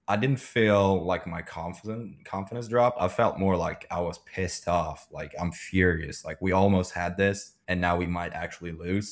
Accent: Sweden; moved away as an adult; also born or lived in Tulsa, Oklahoma / California; now in Oklahoma, United States; I'm, I'm originally from Sweden.

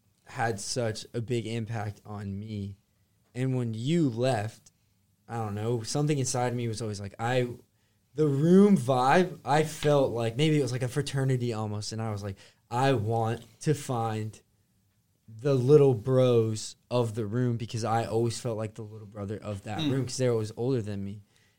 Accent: California, United States; Like, I'm from California.

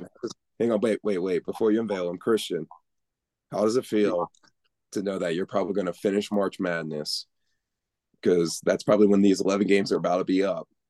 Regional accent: Colorado, United States; I grew up in Colorado.

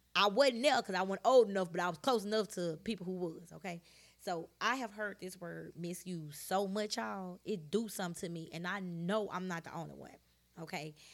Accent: Shreveport, Louisiana, United States; I am from Shreveport, Louisiana.

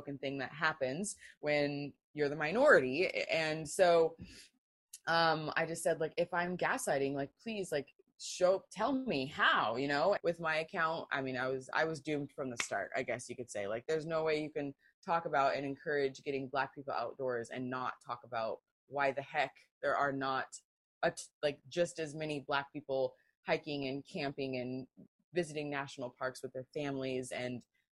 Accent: Pacific Northwest, United States; I grew up in the Pacific Northwest

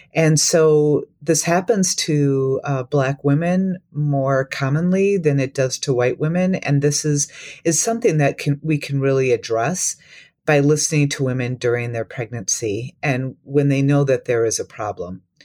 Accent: Minneapolis–Saint Paul, Minnesota, United States; moved away as an adult; also born or lived in Wisconsin / Tennessee / Iowa; I grew up in Minnesota, um, but I'm from the Twin Cities

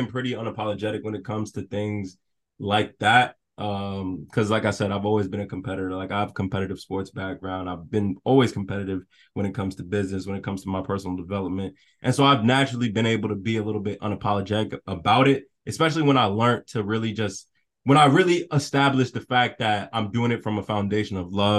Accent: New York City, New York, United States; I'm from the South Bronx

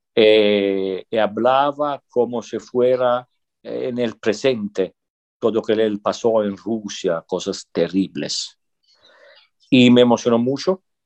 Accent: Sicily, Italy; Spanish is a second language; moved away as an adult; also born or lived in northern Italy; Yo soy de Sicilia

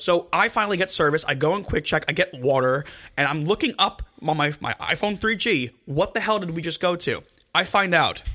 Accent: New Jersey, United States; we're from Jersey. We're from Jersey.

